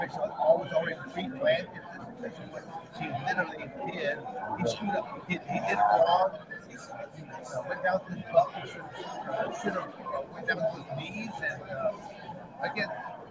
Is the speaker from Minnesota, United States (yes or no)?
no; Michigan, United States; also born or lived in Arizona; I'm born and raised in Michigan